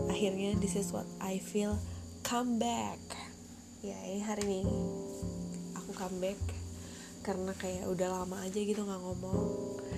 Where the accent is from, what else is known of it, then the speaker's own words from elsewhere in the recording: Jakarta, Indonesia; born there; ternyata 21 tahun uh, lahir di Jakarta Maret 99